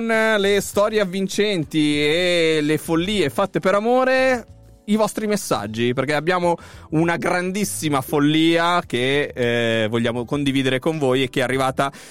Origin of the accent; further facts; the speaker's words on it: Southern Italy, Italy; da buon meridionale